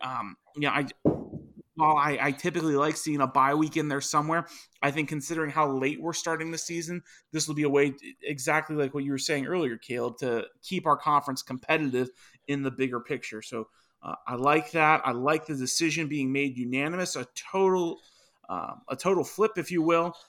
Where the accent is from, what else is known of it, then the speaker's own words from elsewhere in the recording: Virginia, United States; my home state right now, Virginia